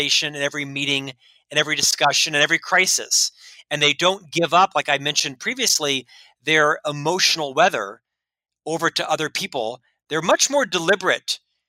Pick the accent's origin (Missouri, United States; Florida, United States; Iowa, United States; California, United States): Florida, United States; Winter Park; I was raised in Orlando, Florida, actually a suburb called Winter Park.